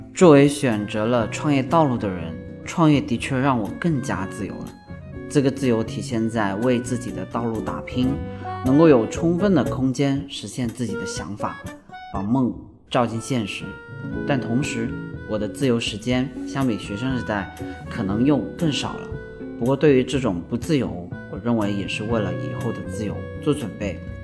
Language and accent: Chinese; Shenzhen, Guangdong, China; 我从小就在深圳长大，呃，很喜欢深圳这座城市